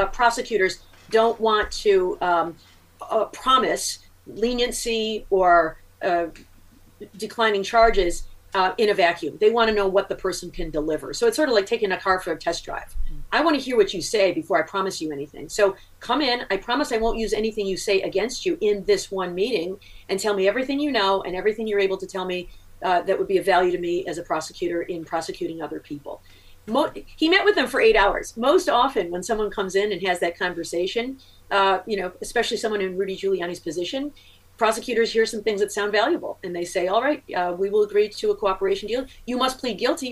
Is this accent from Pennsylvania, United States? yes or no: no; Michigan, United States; here in my home state of Michigan